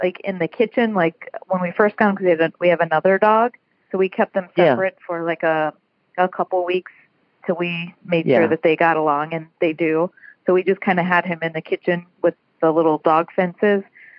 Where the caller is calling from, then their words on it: Chicago, Illinois, United States; I'm calling from the Chicago area.